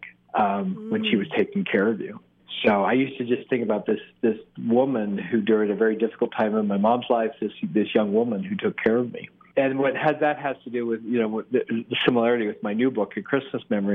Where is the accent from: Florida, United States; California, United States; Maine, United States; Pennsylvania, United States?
California, United States; Pasadena; we moved from Pasadena from a beautiful home in Pasadena into an inner city home